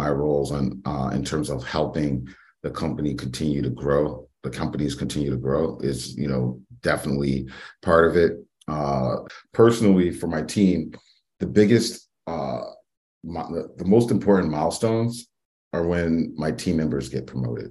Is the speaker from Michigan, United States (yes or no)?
no; New York City, New York, United States; I'm originally from the Bronx, New York, from the South Bronx